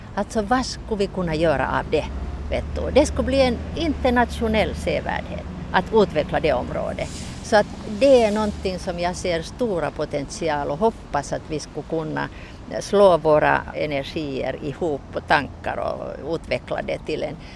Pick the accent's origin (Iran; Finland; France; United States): Finland; Turku area, Southwest Finland; also born or lived in Helsinki; now in Mariehamn, Finland; egentligen kommer jag från Åbo-trakten